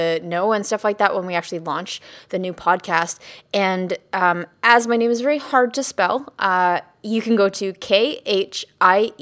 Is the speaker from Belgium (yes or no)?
no; Canada; being Canadian